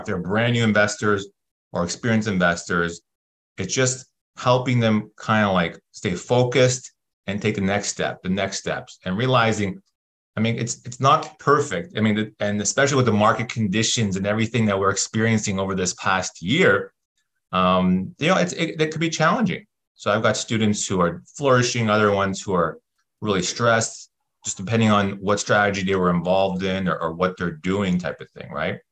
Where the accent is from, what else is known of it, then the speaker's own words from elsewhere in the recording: Toronto, Ontario, Canada; moved away as an adult; now in California, United States; I'm born and raised in Toronto